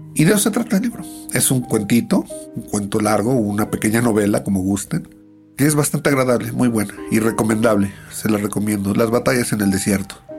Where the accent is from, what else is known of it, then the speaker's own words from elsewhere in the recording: Mexico; siendo los mexicanos tan nacionalistas como somos